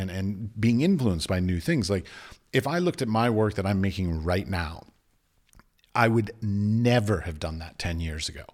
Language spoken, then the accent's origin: English; United States; moved away as an adult; also born or lived in Abu Dhabi; now in Prague, Czech Republic; I was raised in the United States.